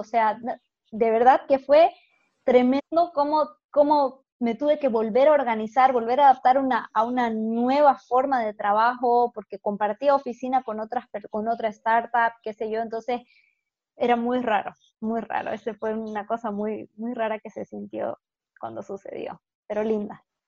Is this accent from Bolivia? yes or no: yes; Santa Cruz de la Sierra, Santa Cruz, Bolivia; nací aquí en Bolivia, en Santa Cruz, y he vivido básicamente toda mi vida acá